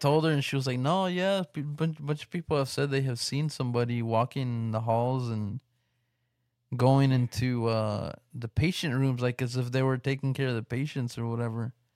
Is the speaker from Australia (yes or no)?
no; West Texas, United States; here in my, in my hometown. So, I don't know if anybody around here in the West Texas area